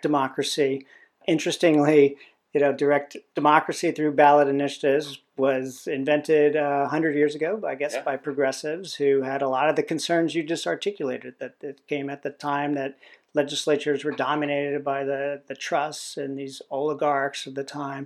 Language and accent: English; tri-state area, United States; I'm from the tri-state, too